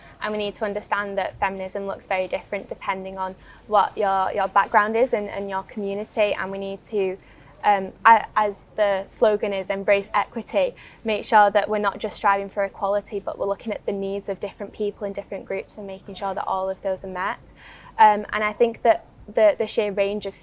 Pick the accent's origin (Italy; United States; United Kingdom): United Kingdom; the Northwest, North West England; accent: Northwest; about my accent being a woman from the Northwest